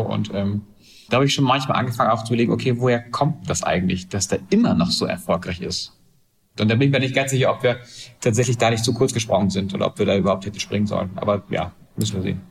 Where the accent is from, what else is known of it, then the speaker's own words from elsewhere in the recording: Hamburg, Germany; Ich bin Hamburger, das heißt, so, äh, Wende habe ich aus westdeutscher Sicht gesehen